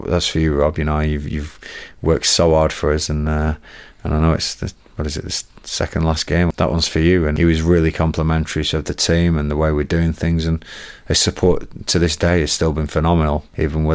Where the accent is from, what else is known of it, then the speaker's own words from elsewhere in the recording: Blackburn, North West England, United Kingdom; moved away; Mum and Dad still live in Blackburn